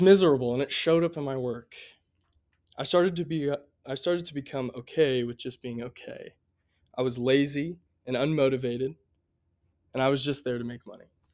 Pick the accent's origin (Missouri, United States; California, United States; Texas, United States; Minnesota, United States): Missouri, United States; Columbia; I grew up right here in Columbia, Missouri